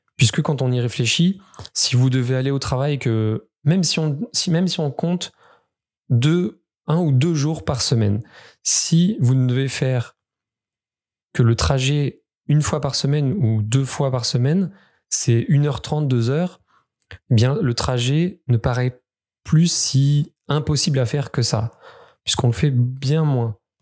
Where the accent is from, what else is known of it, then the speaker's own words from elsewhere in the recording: Creuse, Nouvelle-Aquitaine, France; je suis originaire du département de la Creuse